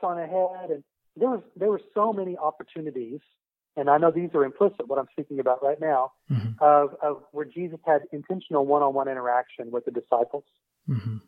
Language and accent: English; Tulsa, Oklahoma, United States; I grew up in the Tulsa area in the '70s